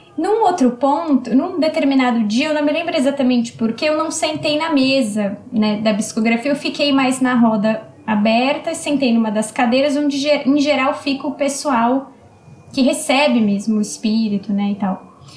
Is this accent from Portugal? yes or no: no; São Paulo, Brazil; Eu sou aqui de São Paulo, então foi na região de Pirituba, um centro aqui do, do meu bairro